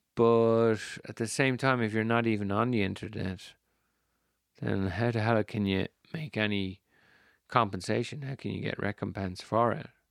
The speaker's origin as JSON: {"language": "English", "country": "Ireland", "said": "I'm Irish. We don't like drawing attention to ourselves, the Irish"}